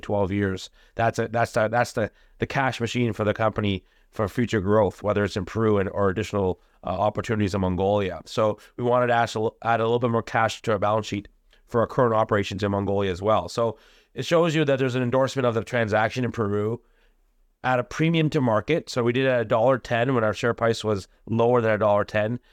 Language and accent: English; India; I'm from India